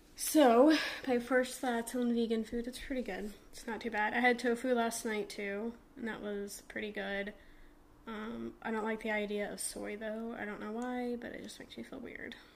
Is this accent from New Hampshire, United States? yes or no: yes; New Hampshire, United States; now in Florida, United States; I'm from New Hampshire and it snows